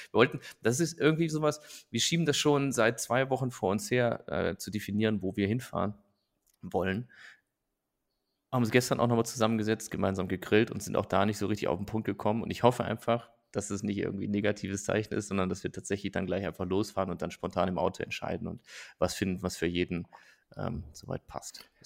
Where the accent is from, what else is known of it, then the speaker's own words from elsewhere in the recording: Nettetal, North Rhine-Westphalia, Germany; moved away; nach Nettetal, also in meine Heimat gefahren und habe da so quasi mein, mein, mein Basecamp aufgeschlagen bei meinen Eltern